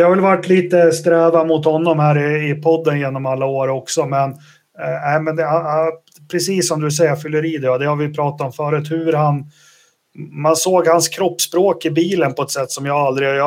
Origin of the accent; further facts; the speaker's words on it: Sweden; jag är jättestolt svensk över säsongen Marcus gjorde.